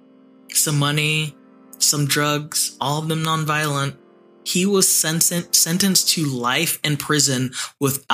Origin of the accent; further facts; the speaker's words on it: California, United States; accent: Valley; I'm from California and I grew up skateboarding